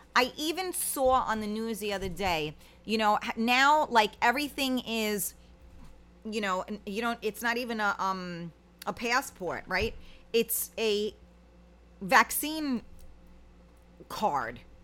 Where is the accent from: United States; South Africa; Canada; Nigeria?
United States; as an American